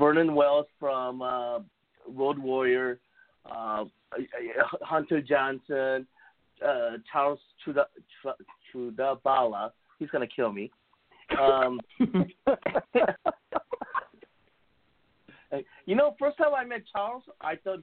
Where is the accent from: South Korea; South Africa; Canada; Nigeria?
South Korea; accent: Korean; English is a second language; moved away; my outrageous Korean accent